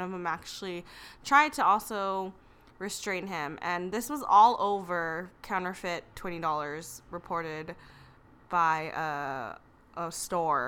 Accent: Los Angeles, California, United States; we're from North Hollywood here in California

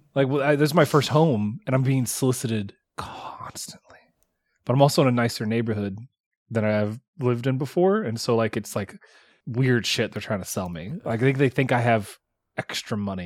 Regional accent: the South, United States; we grew up in the South

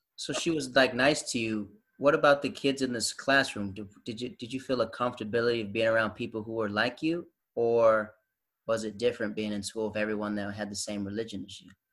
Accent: the South, United States; I'm from the South

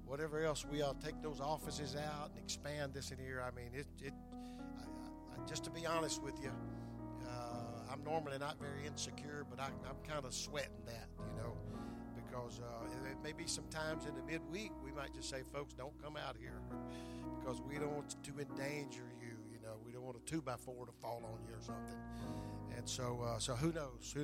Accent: the South, United States; moved away; I'm originally from the South

